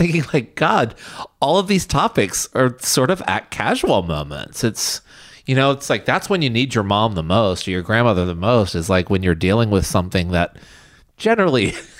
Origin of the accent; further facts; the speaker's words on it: the South, United States; growing up in the South